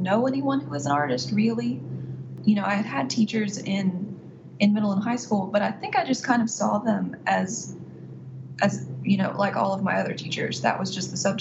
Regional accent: Athens, Alabama, United States; moved away as an adult; also born or lived in Oxford, Mississippi; now in Mississippi, United States; I was born and raised in Athens, Alabama.

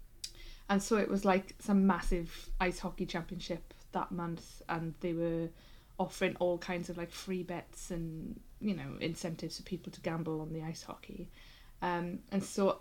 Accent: Wales, United Kingdom; here in Wales

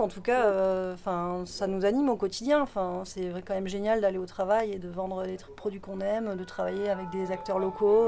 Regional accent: Béarn, Nouvelle-Aquitaine, France; now in Bordeaux, France; on est originaire du Béarn, toutes les deux

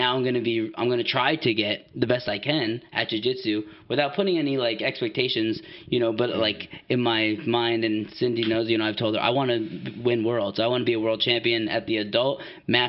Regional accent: East Coast, United States; now in Washington, United States; I'm from the East Coast

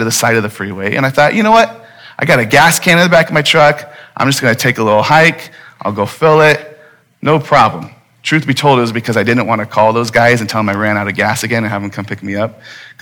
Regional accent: Phoenix, Arizona, United States; I'm from Phoenix. I'm a native

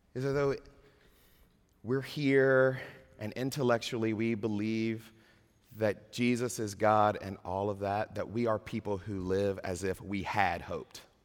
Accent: Georgia, United States; moved away; I was raised in Georgia.

